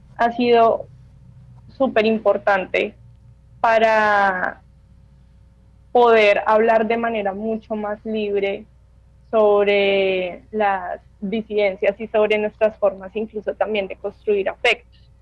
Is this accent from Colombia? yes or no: yes; Bogotá, Colombia; Yo finalmente soy una mujer bogotana